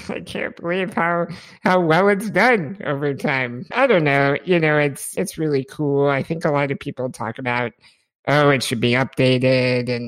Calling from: Oklahoma, United States; I'm in Oklahoma, so right about in the middle of the U.S.

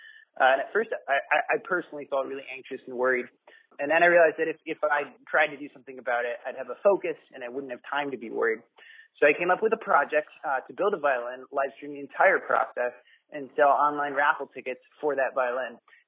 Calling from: Vermont, United States; I'm calling from Vermont.

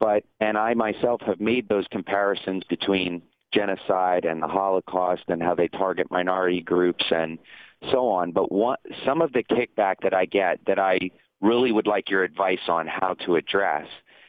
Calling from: Louisiana, United States; I'm actually calling from Louisiana.

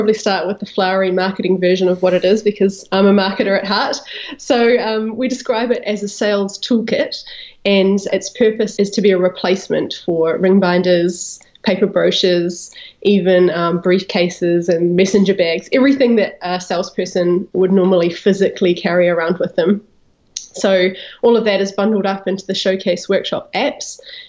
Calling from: Greytown, Wellington, New Zealand; also born or lived in Napa Valley, California; I am calling you from Greytown, New Zealand, and that's about 1 hour north of Wellington, which is the capital city.

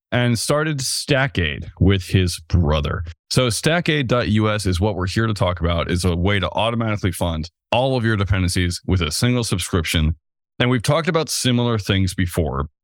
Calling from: Vermont, United States; I'm calling in from Vermont

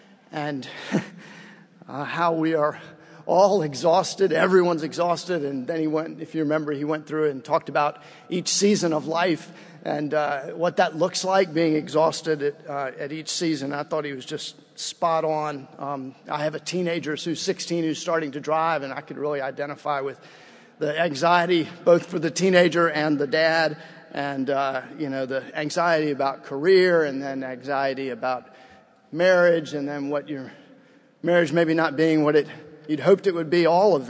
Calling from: Baton Rouge, Louisiana, United States; I'm coming from Baton Rouge, Louisiana.

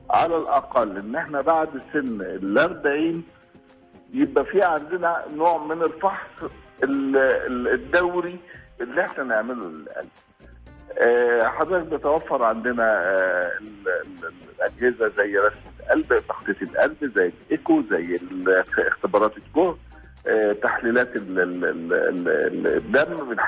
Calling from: Dammam, Eastern Province, Saudi Arabia; من السعودية الدمام

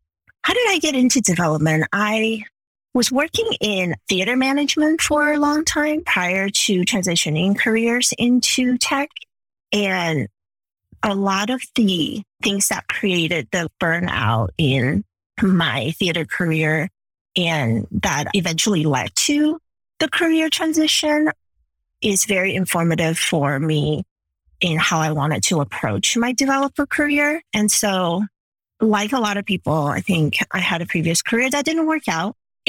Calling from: Chicago, Illinois, United States; I'm joining you from Chicago today, bright and early in the morning.

